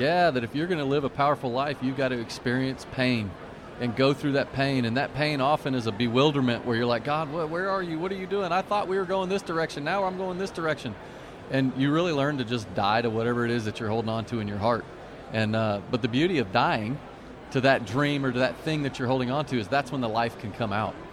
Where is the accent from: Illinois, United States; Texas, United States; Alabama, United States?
Texas, United States; Dallas; we grew up in Dallas, Texas